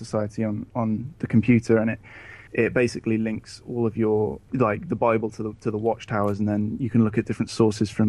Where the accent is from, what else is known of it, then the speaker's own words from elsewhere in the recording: England, United Kingdom; I am from England, ex-Jehovah's Witness.